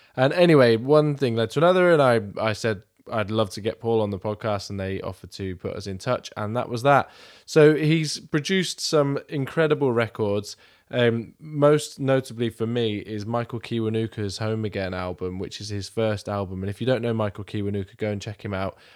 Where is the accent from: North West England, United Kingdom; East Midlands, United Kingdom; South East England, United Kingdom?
South East England, United Kingdom; Milton Keynes; I'm from Milton Keynes